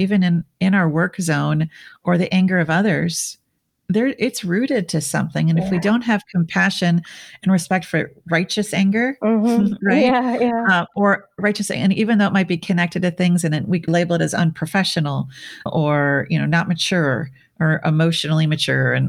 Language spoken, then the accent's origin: English; Minnesota, United States; moved away; also born or lived in Switzerland; which is where I grew up